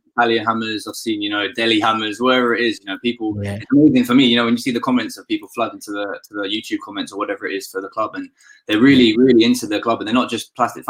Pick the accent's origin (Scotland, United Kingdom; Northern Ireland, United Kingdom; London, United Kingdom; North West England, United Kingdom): London, United Kingdom; So when I grew up on the East as well. And until I was like 9, I lived really, really near the training ground and near like Hainault Forest and stuff like that.